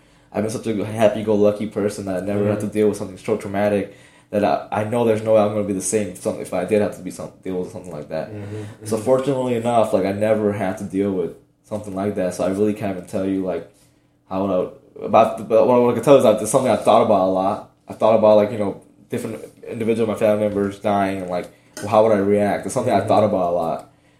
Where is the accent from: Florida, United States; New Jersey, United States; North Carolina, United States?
Florida, United States; Miami; Like I said, growing up in Miami, like parents didn't have much. We never went on vacation and whatnot.